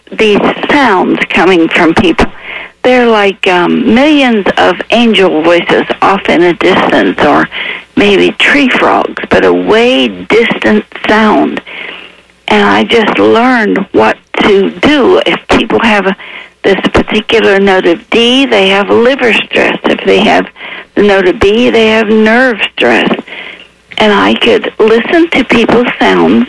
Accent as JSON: {"language": "English", "region": "Appalachia", "country": "United States", "tie": "born or raised there", "said": "I was raised in Appalachia with no electricity"}